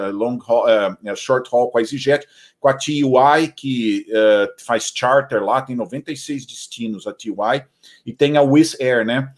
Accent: São Paulo, Brazil; now in Atlanta, United States; eu sou, eu sou de São Paulo

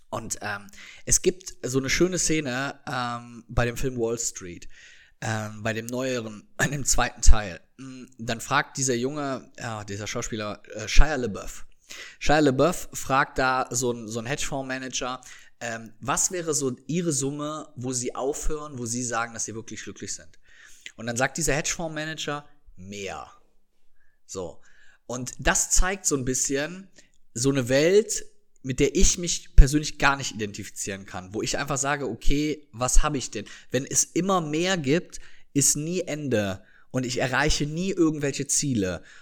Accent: Rhineland, Germany; Bei uns im Rheinland sagt man immer, meine Oma sagt immer

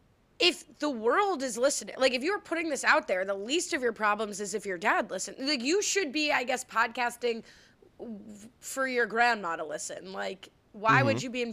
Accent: New Jersey, United States; I'm from Jersey, baby.

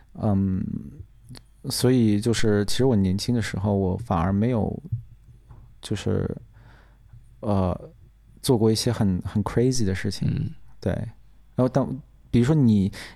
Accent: China; 我们中国人

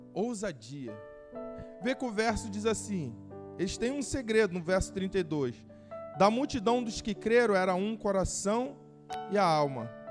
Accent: Brazil; como brasileiro

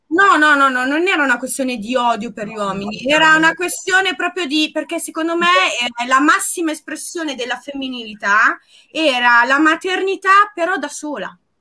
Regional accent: Apulia, Italy; also born or lived in London; io pugliese

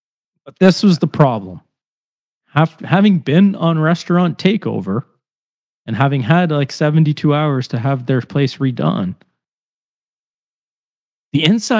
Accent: Cambridge, Ontario, Canada; now in Toronto, Canada; I've been in fucking Toronto for like 15 years, but yeah, sure. I'm from Cambridge.

